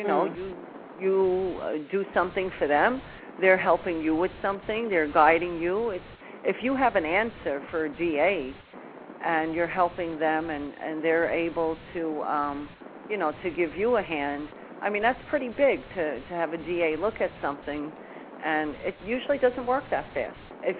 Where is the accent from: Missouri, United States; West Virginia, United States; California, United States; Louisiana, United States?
Louisiana, United States; New Orleans; now in New York, United States; I mean, originally I come from New Orleans, but I've lived in New York most of my life and go back and forth.